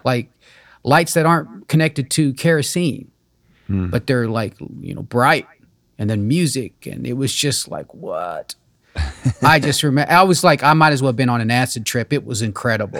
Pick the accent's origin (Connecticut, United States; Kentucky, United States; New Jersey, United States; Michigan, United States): Kentucky, United States; English is a second language; also born or lived in Amish community (birthplace unspecified); my home state, Kentucky. Mm-hmm. Even though I wasn't born here, I call it home because I grew up here